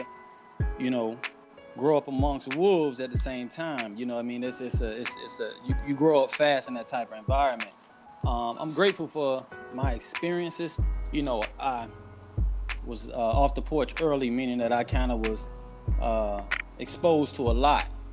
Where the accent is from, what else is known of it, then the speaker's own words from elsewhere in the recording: Miami, Florida, United States; I'm from Miami, inner city, Liberty City. The city is most native Miami individuals know it as. I grew up in Scott Projects, 74th and 23rd